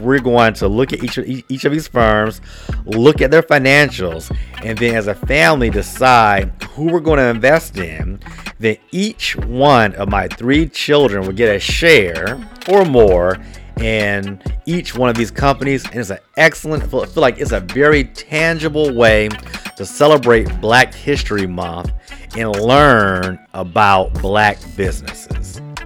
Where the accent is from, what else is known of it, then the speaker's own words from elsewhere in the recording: Washington, District of Columbia, United States; my hometown of, of, uh, D C